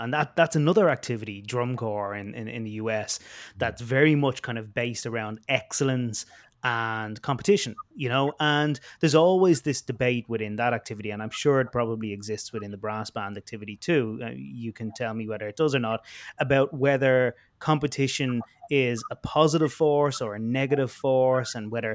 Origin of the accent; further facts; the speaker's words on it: Ireland; I say I'm from Ireland, and they immediately ask me, do I know Gary Curtin, who I actually grew up with here in Ireland